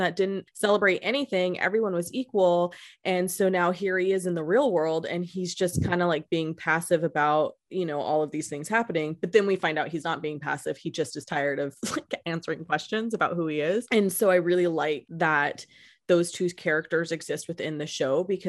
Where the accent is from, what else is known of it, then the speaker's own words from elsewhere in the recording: Modesto, California, United States; I'm from Modesto